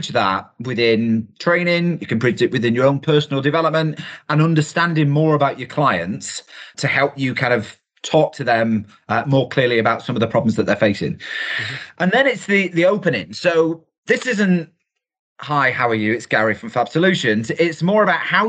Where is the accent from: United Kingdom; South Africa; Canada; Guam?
United Kingdom; we're typically British